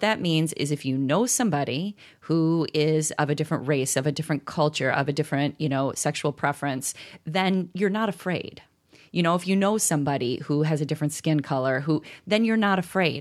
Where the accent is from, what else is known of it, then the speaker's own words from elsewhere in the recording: around Chicago, Illinois, United States; I grew up around Chicago